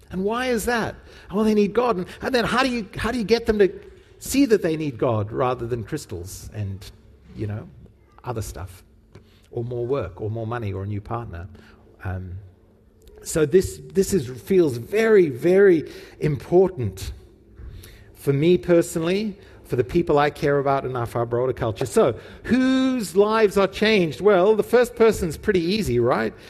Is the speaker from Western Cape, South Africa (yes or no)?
yes; Cape Town, Western Cape, South Africa; We went to the same youth group where we were growing up in Cape Town